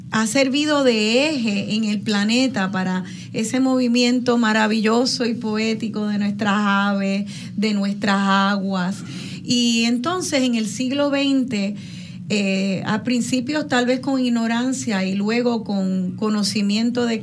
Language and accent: Spanish; Puerto Rico; me llena de alegría haber nacido en el Caribe y el Atlántico y de haber nacido en esta tierra bendita